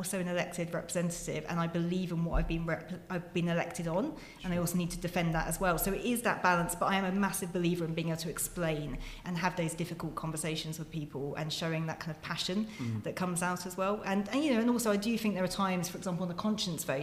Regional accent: Newark, East Midlands, United Kingdom; I was born in Nottingham, in Newark

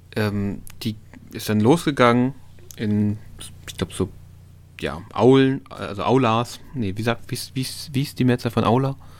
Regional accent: East Germany, Germany; now in Hannover, Germany; ich bin im Osten aufgewachsen

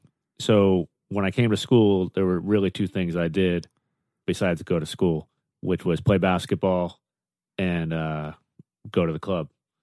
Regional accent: Boston, Massachusetts, United States; moved away as an adult; now in Washington, D.C., United States; I'm originally from Boston.

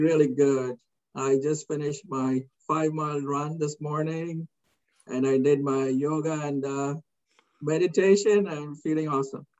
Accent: India; moved away as an adult; now in United States; growing up in India in the 60s

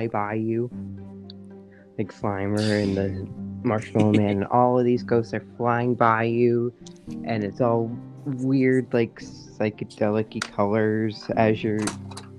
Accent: New York, United States; I'm from New York, not from the city

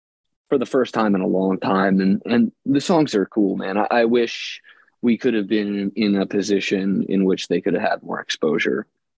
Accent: Philadelphia, Pennsylvania, United States; also born or lived in New Jersey; now in Austin, United States; Philly. I'm from Philadelphia.

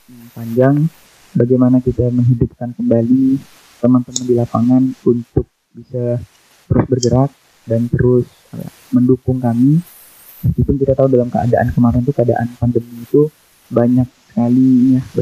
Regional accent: Rasau Jaya, West Kalimantan, Indonesia; Kemudian asal daerah saya, tepatnya itu di Raso Jaya, Kuburaya.

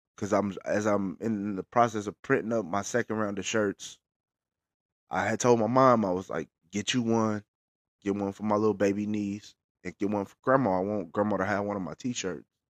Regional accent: Bakersfield, California, United States; I'm based out of Bakersfield, California, our hometown

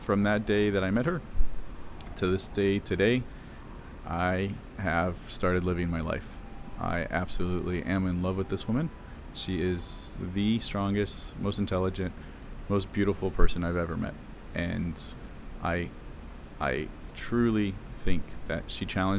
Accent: Ohio, United States; moved away as an adult; I grew up in Ohio, cornfields of Ohio, and very small town

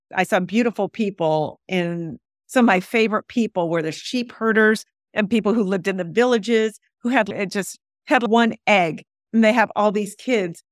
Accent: San Diego, California, United States; I grew up in San Diego for the most part, but under a Baghdad roof, under Baghdad rules.

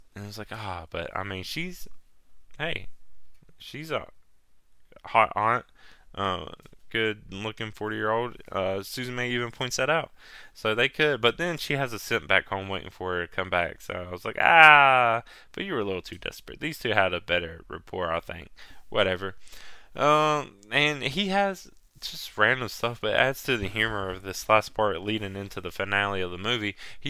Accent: Virginia, United States; Well, I'm from originally from Virginia.

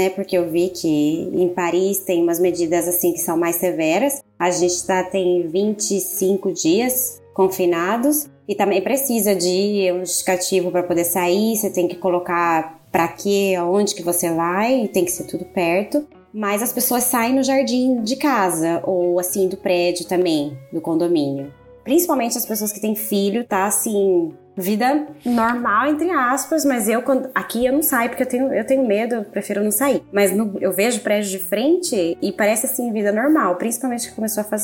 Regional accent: Cuiabá, Mato Grosso, Brazil; now in France; eu sou de Cuiabá também e eu moro na França.

